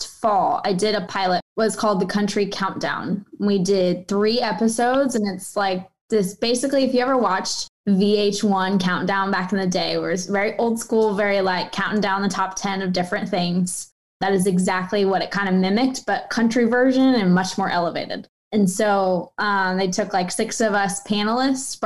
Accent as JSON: {"language": "English", "town": "Wichita", "region": "Kansas", "country": "United States", "tie": "born or raised there", "moved": "yes", "said": "went back home to Wichita. So Kansas State is like 3 hours from my hometown"}